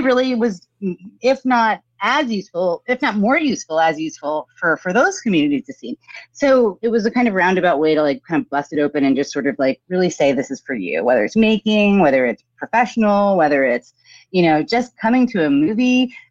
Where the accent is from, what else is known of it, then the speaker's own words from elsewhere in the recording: New Jersey, United States; also born or lived in New York / Teaneck, New Jersey / Montclair, New Jersey; I was born in New York, grew up in New Jersey